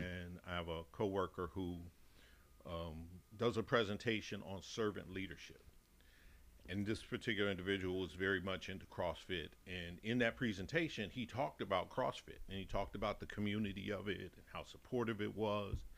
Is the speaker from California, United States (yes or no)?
no; Chicago, Illinois, United States; accent: Chicago Texan; moved away as an adult; also born or lived in Dallas, Texas; now in Massachusetts, United States; I'm originally from Chicago, mm-hmm. born and raised. So, 40 years in Chicago and then 10 years in Texas